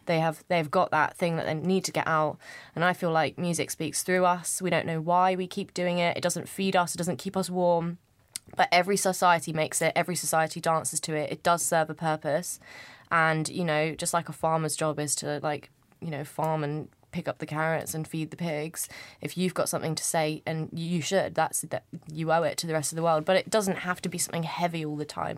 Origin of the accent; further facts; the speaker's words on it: United Kingdom; I'm not from London. I grew up i, in, just outside of London, but it's te, technically the country.